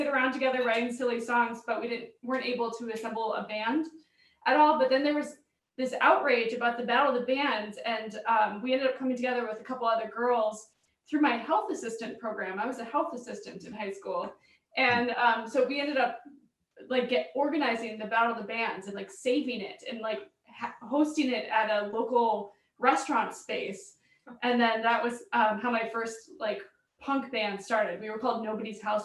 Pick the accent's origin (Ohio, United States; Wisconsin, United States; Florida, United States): Wisconsin, United States; Stevens Point; now in Milwaukee, United States; I'm from Stevens Point